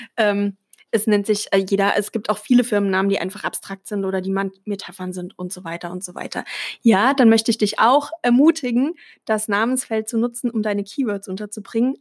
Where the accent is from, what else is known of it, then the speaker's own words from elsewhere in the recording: Germany; als Deutsche